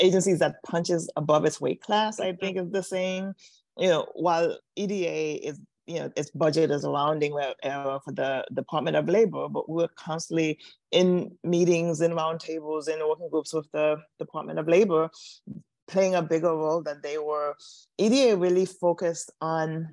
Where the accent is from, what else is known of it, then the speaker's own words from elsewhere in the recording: New York City, New York, United States; moved away as an adult; also born or lived in Washington, District of Columbia, United States; I grew up in New York City, but I actually moved to Washington, DC to go to a grad school at Howard University.